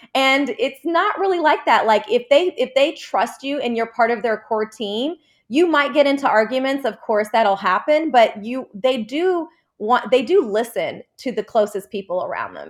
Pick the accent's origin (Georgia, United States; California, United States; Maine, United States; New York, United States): Georgia, United States; Atlanta; also born or lived in Jordan; I was born in Jordan, and we moved to Atlanta when I was five, and I've been living here ever since